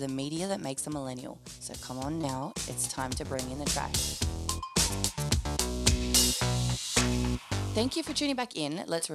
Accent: Sydney, New South Wales, Australia; I grew up in Bankstown. So multicultural Sydney

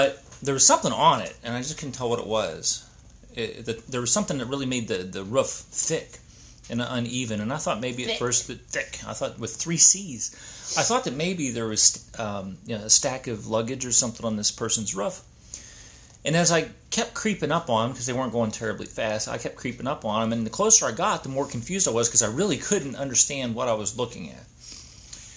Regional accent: Appalachia, United States; Appalachians are on Pinterest. Don't stereotype us

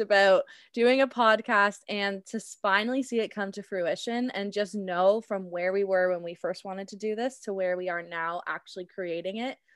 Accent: Cambridge, Ontario, Canada; also born or lived in Burlington, Ontario / Guelph, Ontario; I grew up in Burlington and then made the switch to Cambridge, spent most of my life to Cambridge

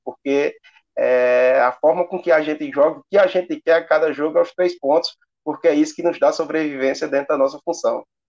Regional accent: Juazeiro do Norte, Ceará, Brazil; sou de Juazeiro, nasci e me criei assistindo treinos e jogos do ICASA

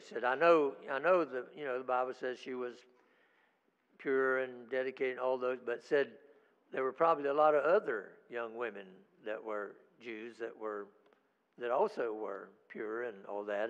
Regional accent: United States; I'm an American

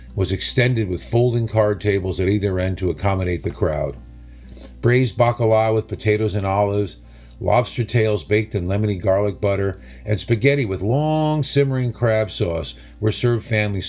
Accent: New Haven, Connecticut, United States; Growing up in New Haven on Long Island Sound, we were swimming in Italian Americans and fresh seafood

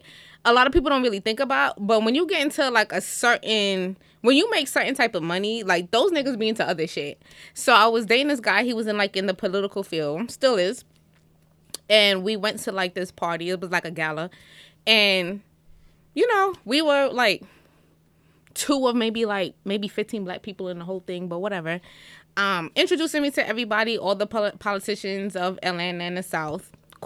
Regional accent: Jamaica; I'm Jamaican, we don't do that.

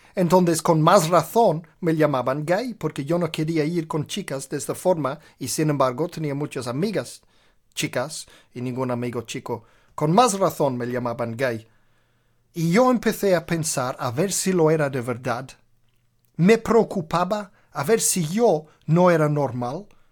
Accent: Birmingham, West Midlands, United Kingdom; Spanish is a second language; moved away; en Birmingham, donde nací, en Inglaterra, desde los cinco años de edad hasta los 18 años de edad

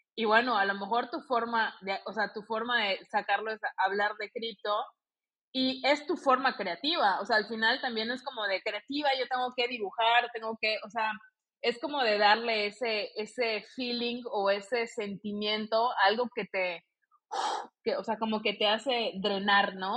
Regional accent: Mexico; also born or lived in Barcelona, Spain; tengo la doble nacionalidad, soy española y mexicana por parte de abuela

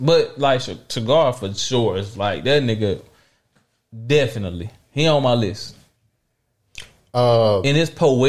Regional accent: Louisiana, United States; now in Dallas, United States; So when we was young, we grew up in Louisiana.

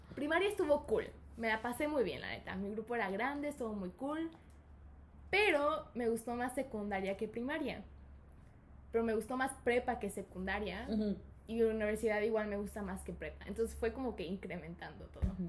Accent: Mexico; born or raised there; also born or lived in United States / Guadalajara

